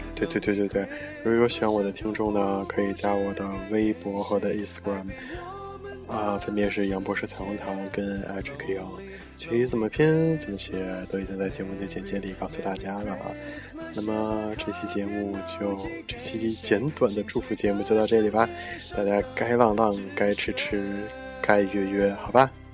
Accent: China; 虽然说我们是中国人

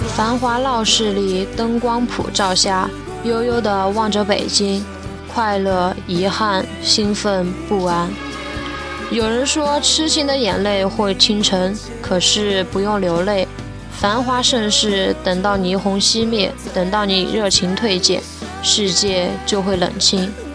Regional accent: Chengdu, Sichuan, China; 我来自四川成都

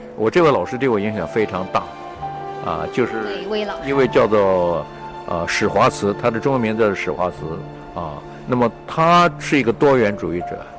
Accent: Taiwan; moved away as an adult; also born or lived in Henan / Fujian / United States; now in Hong Kong; 我从台湾来

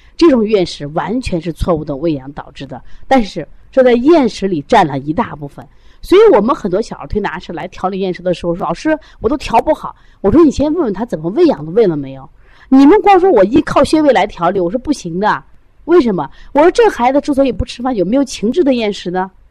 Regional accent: Shandong, China; now in Shaanxi, China; 我本身山东，山东人啊，就吃馍，吃饼啊

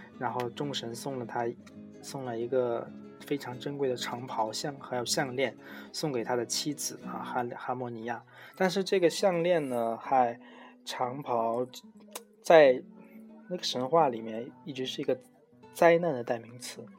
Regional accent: Taiwan; 前面听过一些故事的人应该这个知道我，我是台湾人哦，

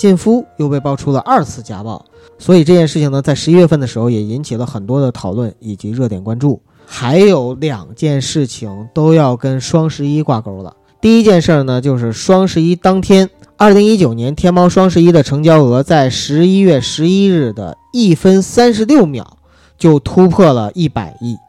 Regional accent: China; 其实我觉得我们中国人啊，或者说中国网友，

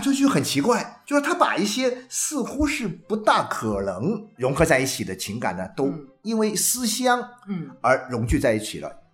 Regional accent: China; moved away as an adult; 你看我们中国人一旦到了春节那个回家那种 啊 狂潮啊， 必须回家。

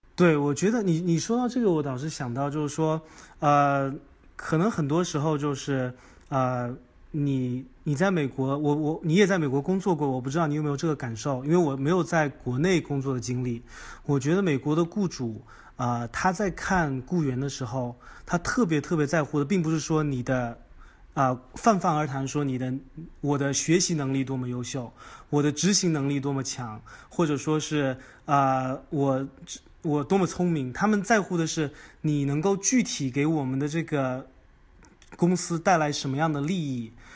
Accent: China; moved away as an adult; now in United States; 咱们就是中国人，就是用咱们的语言优势和文化背景来在美国打一片天地

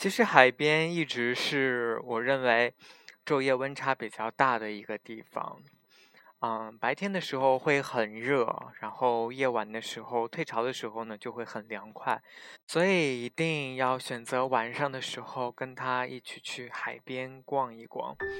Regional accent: Xinjiang, China; 从小生活在新疆，所以长这么大没有怎么见过海

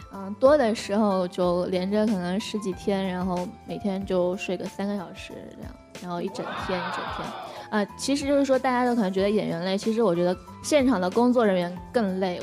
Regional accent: Changsha, Hunan, China; moved away as an adult; also born or lived in Xi'an, China; now in Beijing, China; 我回长沙，我是长沙人

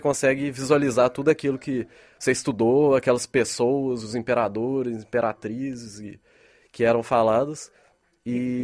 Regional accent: Brazil; now in China; somos brasileiros

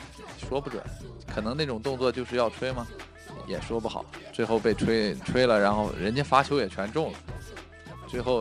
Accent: Shanxi, China; moved away; 我我山西省的啊，呃，山西省体校。

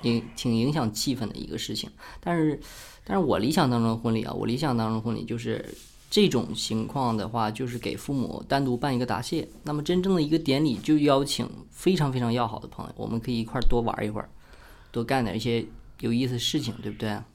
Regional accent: Heilongjiang, China; 咱们黑龙江这边儿

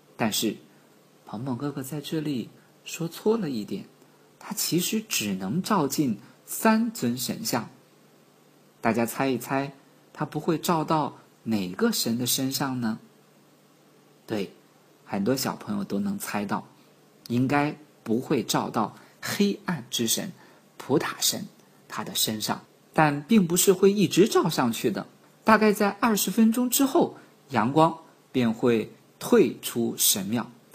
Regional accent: China; 我们几个来自于中国的朋友

